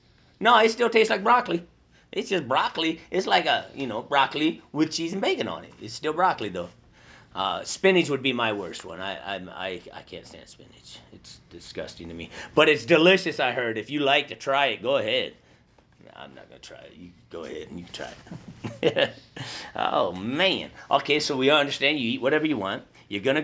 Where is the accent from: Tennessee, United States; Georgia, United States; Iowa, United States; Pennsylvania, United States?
Iowa, United States; we're from Iowa